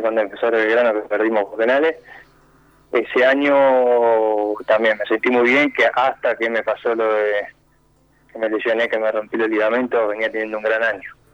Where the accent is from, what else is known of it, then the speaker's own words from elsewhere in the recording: Montevideo, Uruguay; moved away as an adult; now in Argentina; yo soy de Montevideo